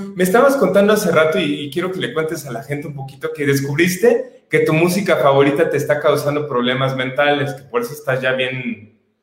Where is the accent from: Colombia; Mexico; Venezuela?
Mexico; como mexicanos